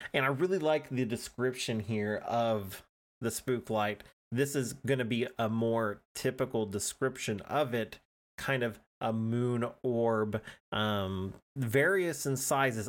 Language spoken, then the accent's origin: English; Oklahoma, United States; I'm an Oklahoman